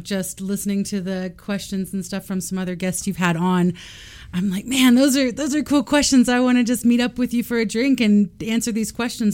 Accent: Austin, Texas, United States; I grew up in Austin, Texas

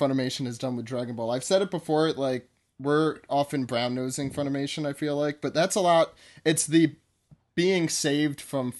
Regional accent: United States; I'm American, and I don't read other languages.

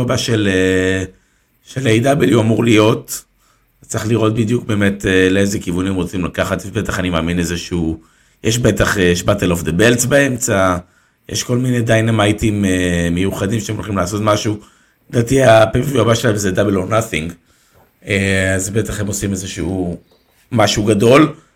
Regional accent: Israel; אנחנו כישראלים

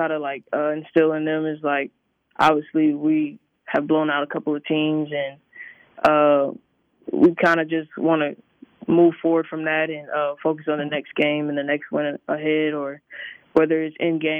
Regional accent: Florida, United States; moved away; I'm from Florida

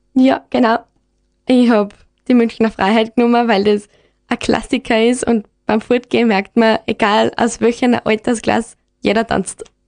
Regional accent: Gams, Styria, Austria; Ich bin aus der Gams, genau, aus dem Gamsforscht und da gibt es eigentlich fast keine Leute.

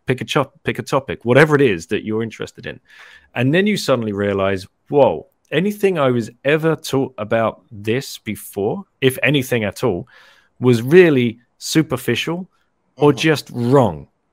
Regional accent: London, United Kingdom; moved away as an adult; also born or lived in Singapore; I lived in Singapore for 15 years, originally from London. So I moved from London in 1999 to Singapore

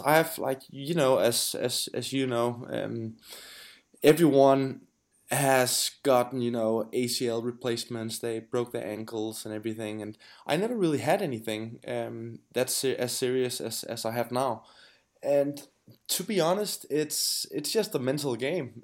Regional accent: Denmark; I'm from Denmark, I'm Danish

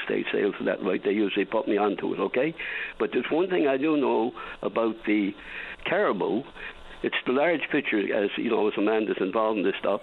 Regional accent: Placentia, Newfoundland and Labrador, Canada; also born or lived in Bay Roberts, Newfoundland and Labrador; that's my hometown, actually, where I was born, although I grew up in Placentia, from Bay Roberts.

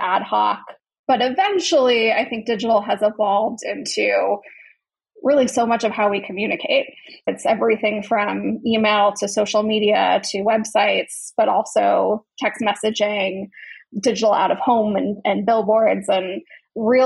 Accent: Chicago, Illinois, United States; I grew up in the northern suburbs of Chicago.

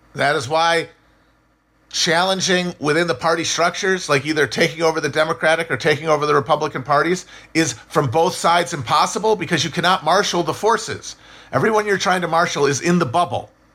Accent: United States; as Americans

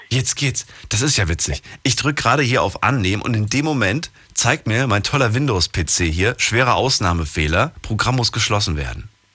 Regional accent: Thuringia, Germany; moved away; bei uns in Thüringen

